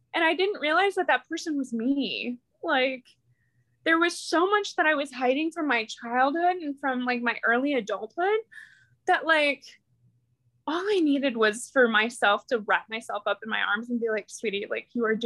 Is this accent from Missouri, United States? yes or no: yes; small town outside of St. Louis, Missouri, United States; I'm from an itty bitty small town outside of St. Louis